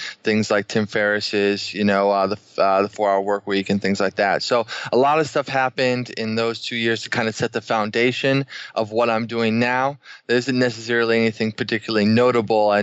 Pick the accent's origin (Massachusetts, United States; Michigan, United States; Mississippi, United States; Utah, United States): Massachusetts, United States; Boston; moved away as an adult; also born or lived in Washington, D.C.; We're originally from Boston, went to school in the area